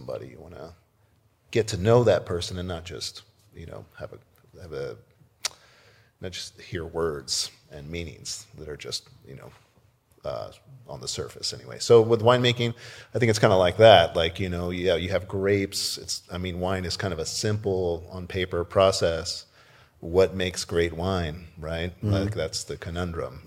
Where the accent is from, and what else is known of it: Corpus Christi, Texas, United States; born or raised there; also born or lived in Brownsville, Texas; now in Walla Walla, United States